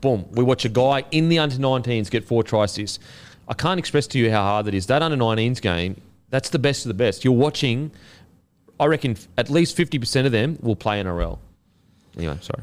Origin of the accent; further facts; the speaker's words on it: Queensland, Australia; as a Queenslander.